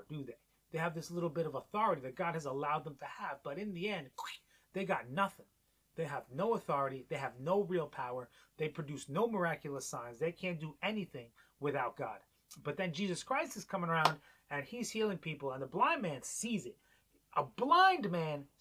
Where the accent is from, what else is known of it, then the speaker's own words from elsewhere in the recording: New York, United States; moved away; growing up in New York